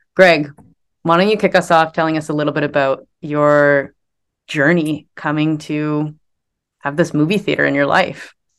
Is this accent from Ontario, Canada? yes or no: yes; Muskoka, Ontario, Canada; where I grew up in Muskoka, it was the Norwood Cinema.